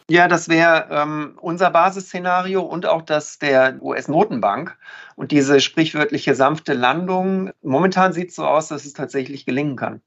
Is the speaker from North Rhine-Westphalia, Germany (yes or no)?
yes; North Rhine-Westphalia, Germany; ich bin ja Ostwestfale